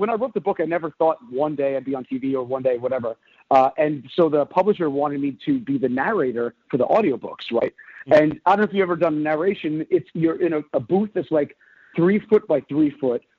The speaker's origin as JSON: {"language": "English", "town": "New York City", "region": "New York", "country": "United States", "also_born_or_lived": "Brooklyn", "said": "the guys and I were regular guys from Staten Island"}